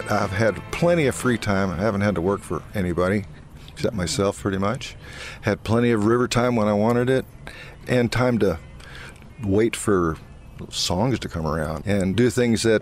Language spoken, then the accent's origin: English; St. Louis, Missouri, United States; born there; I was born in St. Louis, for heaven's sake